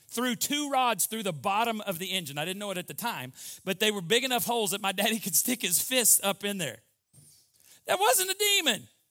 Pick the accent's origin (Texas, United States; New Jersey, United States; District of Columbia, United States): Texas, United States; Borger; I was from Borger, Texas, and it was about six and a half, seven hours to get to Waco, back to Baylor